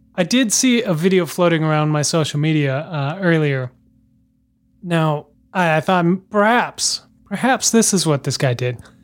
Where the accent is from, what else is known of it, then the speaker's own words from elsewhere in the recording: Minnesota, United States; now in Boston, United States; Growing up in Minnesota